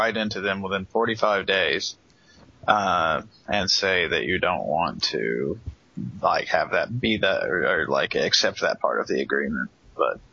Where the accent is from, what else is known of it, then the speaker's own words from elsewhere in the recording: Alabama, United States; my home state, Alabama